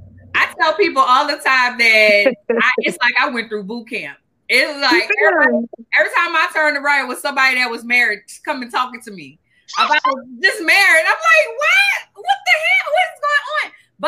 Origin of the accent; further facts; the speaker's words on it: New Orleans, Louisiana, United States; now in Dallas, United States; I live in Dallas, but I'm from New Orleans.